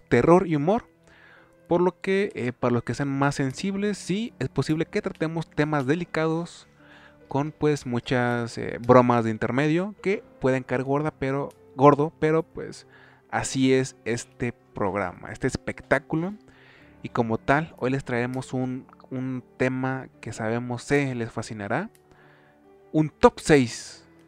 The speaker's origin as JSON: {"language": "Spanish", "country": "Mexico", "said": "tú y yo somos de México"}